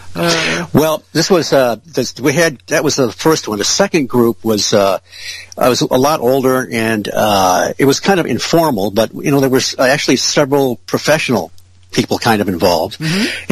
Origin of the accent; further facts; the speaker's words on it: Ferndale, Michigan, United States; now in Marshall, United States; I grew up in Ferndale and, uh, you know, went to school there